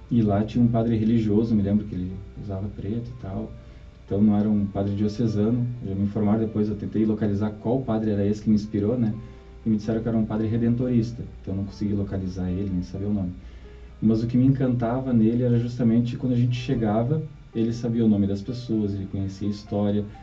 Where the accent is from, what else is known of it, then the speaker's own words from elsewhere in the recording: Porto Alegre, Rio Grande do Sul, Brazil; born there; also born or lived in Barão do Triunfo; Eu nasci, eu pertencia a Barão do Triunfo, né? Nasci em Porto Alegre, mas minha família morou em Barão do Triunfo.